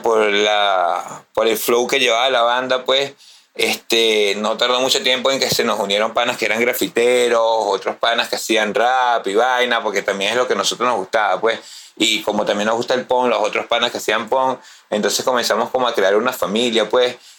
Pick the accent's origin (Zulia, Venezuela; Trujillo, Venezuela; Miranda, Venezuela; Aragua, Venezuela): Miranda, Venezuela; Baruta; also born or lived in Valles del Tuy; Yo vengo de las Danielas, de las minas de Baruta pero me crié, como te dije anteriormente, con los panas de reciclaje y me pasaba muchísimo en los valles del Tui